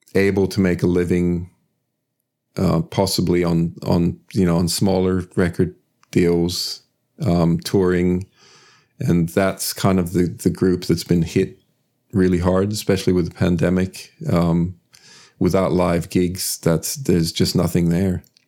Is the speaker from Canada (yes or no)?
no; Sweden; moved away as an adult; also born or lived in United States; now in Australia; I was born and raised in Sweden